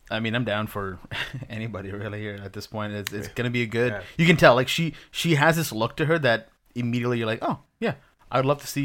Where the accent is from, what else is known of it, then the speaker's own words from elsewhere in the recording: Pakistan; as a Pakistani person myself, seeing a superhero who's Pakistani and was Muslim, like, that was huge for me.